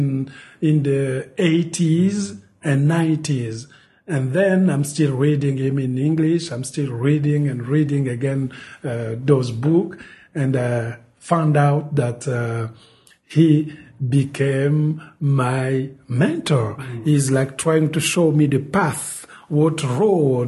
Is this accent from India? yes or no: no; Republic of the Congo; English is a second language; moved away; the French language is present in the Congo because we were colonized by France. So everybody speaks French